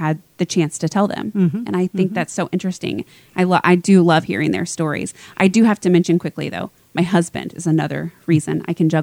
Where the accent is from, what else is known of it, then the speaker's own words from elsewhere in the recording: Lawson, Missouri, United States; also born or lived in Kansas City; I grew up in Lawson.